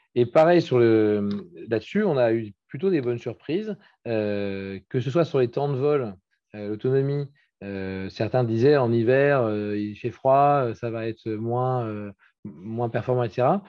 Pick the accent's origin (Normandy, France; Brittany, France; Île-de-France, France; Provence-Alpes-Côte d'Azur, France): Brittany, France; je suis breton, je suis très attaché à la France